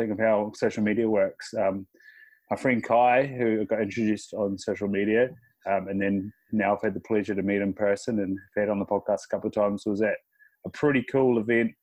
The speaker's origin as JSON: {"language": "English", "country": "New Zealand", "moved": "yes", "lives_now": "Australia", "said": "I'm from New Zealand, I am not Māori"}